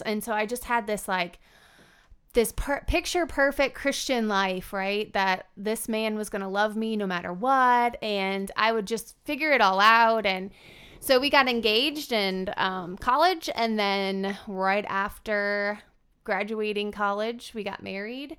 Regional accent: Fremont, Nebraska, United States; I grew up outside of Fremont, Nebraska

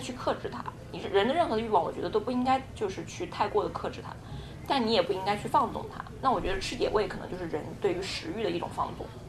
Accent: China; now in New York, United States; 我们中国人

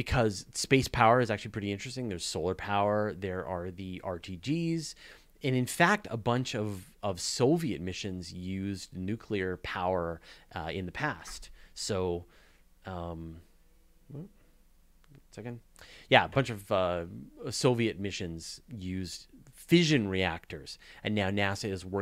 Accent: Canada; as a Canadian

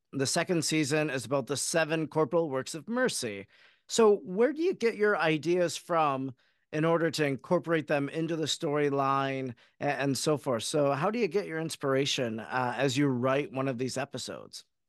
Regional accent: Oconto, Wisconsin, United States; I grew up in Oconto, Wisconsin

